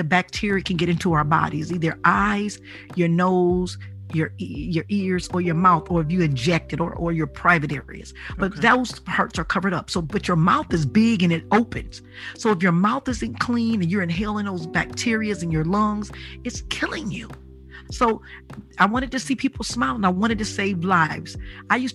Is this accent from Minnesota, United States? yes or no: no; Detroit, Michigan, United States; I'm from Detroit